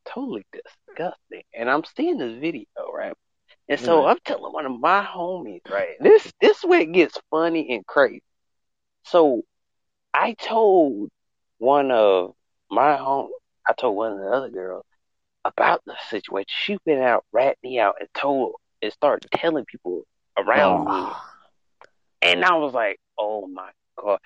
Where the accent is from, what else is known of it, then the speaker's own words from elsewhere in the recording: the South, United States; I'm from the South. We do say back burner.